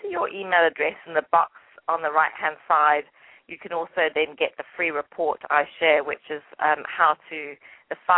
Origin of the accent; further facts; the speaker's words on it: England, United Kingdom; accent: English; it's probably my English accent